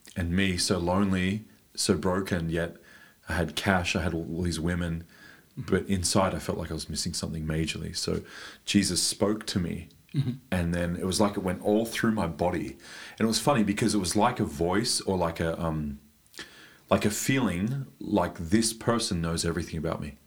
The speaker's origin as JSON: {"language": "English", "country": "Australia", "moved": "as an adult", "lives_now": "Germany", "said": "I came from Australia. I now live in Deutschland"}